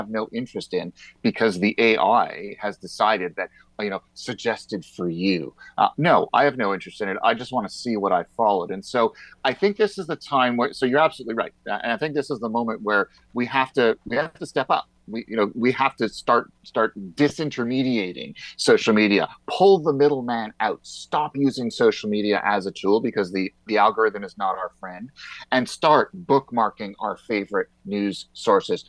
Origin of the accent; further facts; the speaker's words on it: Canada; as a Canadian